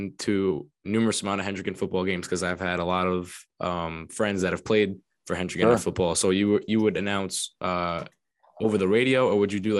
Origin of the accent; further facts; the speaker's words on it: Johnston, Rhode Island, United States; I'm from Johnston.